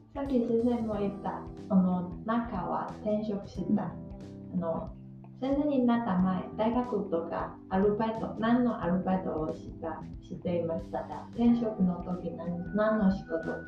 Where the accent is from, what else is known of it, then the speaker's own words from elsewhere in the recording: Yamagata, Japan; now in Sendai, Japan; 私が生まれたのは山形県です。